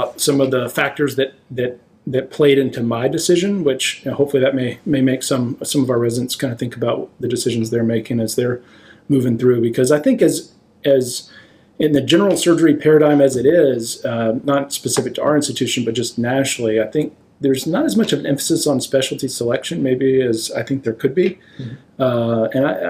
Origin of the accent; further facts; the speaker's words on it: Texas, United States; moved away as an adult; also born or lived in Chapel Hill, North Carolina / Michigan; now in Providence, United States; I grew up in Texas, a small town